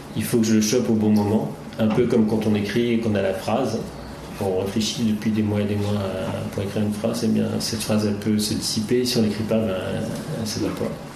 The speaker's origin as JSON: {"language": "French", "region": "Brittany", "country": "France", "tie": "born or raised there", "also_born_or_lived": "Rennes", "moved": "as an adult", "lives_now": "Paris, France", "said": "je suis originaire de, de Bretagne"}